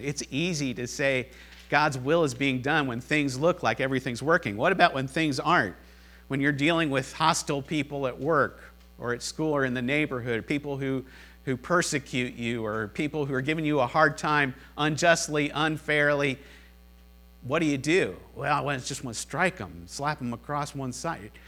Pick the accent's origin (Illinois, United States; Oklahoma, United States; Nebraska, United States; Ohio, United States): Ohio, United States; Cincinnati; I'm from Cincinnati